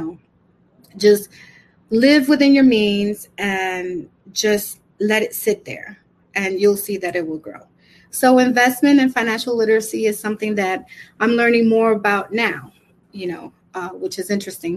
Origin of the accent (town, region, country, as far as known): New York City, New York, United States; born or raised there; also born or lived in Brooklyn